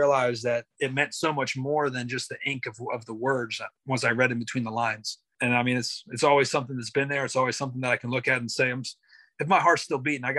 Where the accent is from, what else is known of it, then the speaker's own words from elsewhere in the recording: Pennsylvania, United States; moved away; my hometown back in Pennsylvania